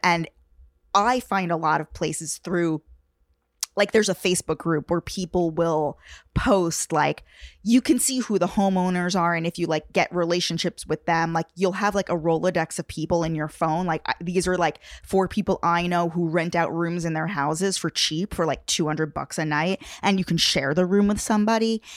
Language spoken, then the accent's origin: English; Long Island, New York, United States; I'm from New York. Like, I actually grew up on Long Island